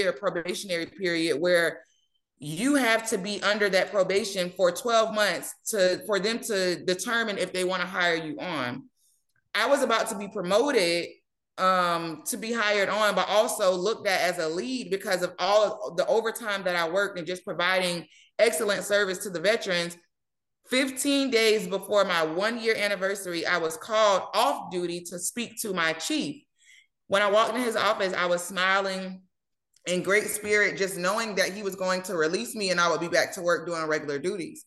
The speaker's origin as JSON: {"language": "English", "town": "St. Petersburg", "region": "Florida", "country": "United States", "lives_now": "Ruskin, United States", "said": "I am from St. Petersburg, Florida, originally. I did relocate and move to Ruskin, Florida"}